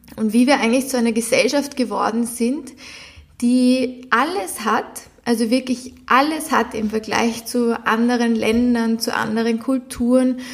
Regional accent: Vienna, Austria; moved away as an adult; ich bin zum Beispiel in Wien geboren, bin, habe bis jetzt immer in Wien gewohnt

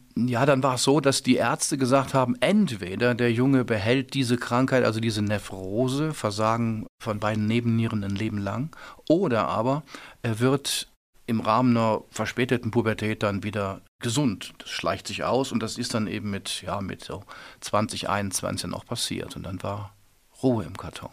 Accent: Remscheid, North Rhine-Westphalia, Germany; da bin ich schon äh, groß geworden mit sehr viel Regen, mit sehr viel naja, wo die kleinen Kinder mit Regenschirm geboren werden, bergisches Land

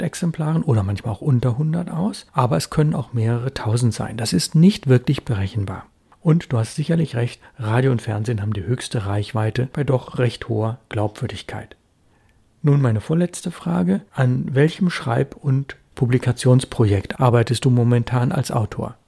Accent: Bonn, North Rhine-Westphalia, Germany; moved away; meine Heimatstadt Bonn

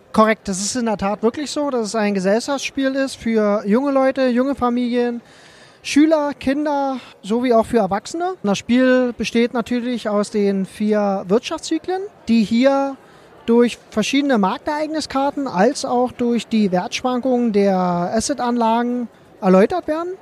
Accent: Cottbus, Brandenburg, Germany; ich komme aus Cottbus

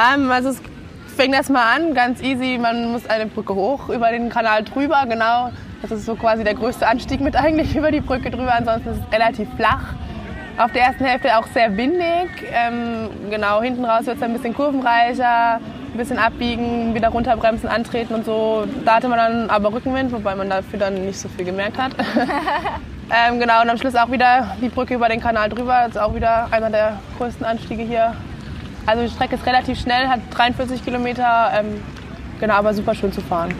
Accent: Zirndorf, Bavaria, Germany; ich komme aus Zürndorf, ist ja quasi eigentlich um die Ecke

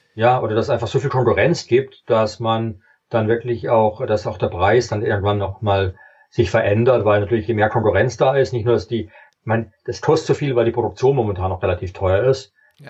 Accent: Germany

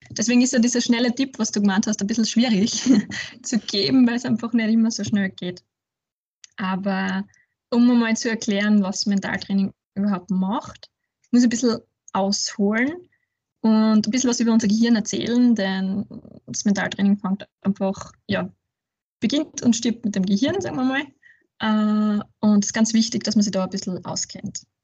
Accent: Ratschendorf, Styria, Austria; now in Graz, Austria; ich komme aus der Südsteiermark aus einem kleinen Dorf namens Ratschendorf, ähm, wohne aber jetzt mittlerweile schon über zehn Jahre in Graz

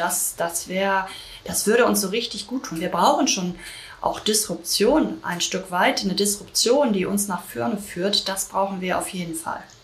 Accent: Germany; also born or lived in London; bei uns in Deutschland

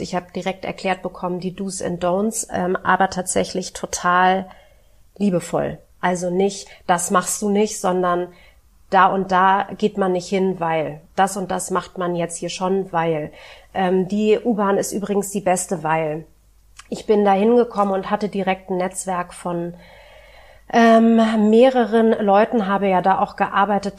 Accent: Berlin, Germany; also born or lived in Hamburg; Ich bin in Westberlin groß geworden

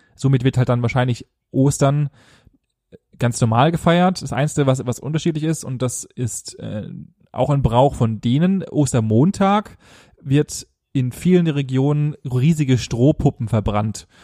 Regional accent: Germany; bei uns in Deutschland

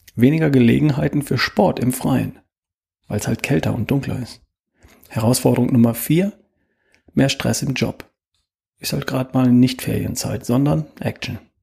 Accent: Germany; bei uns in Deutschland

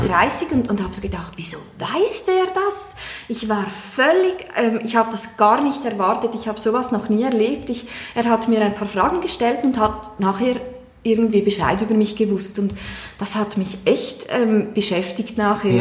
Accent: Aargau, Switzerland; now in Chur, Switzerland; wohne in Chur, bin ursprünglich aus dem Kanton Aargau

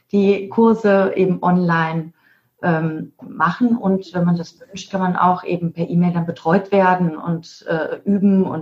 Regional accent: Mainz, Rhineland-Palatinate, Germany; now in Isernhagen, Germany; Nee, ich bin gebürtig aus Mainz, aber wir sind in Isernhagen, das ist bei Hannover, in Norddeutschland. Ah, okay. Mhm. Aber stimmt, ich komme aus Mainz.

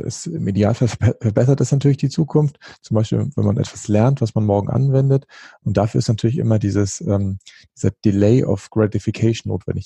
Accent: Northern Germany, Germany; Ich bin ja als, als Norddeutscher

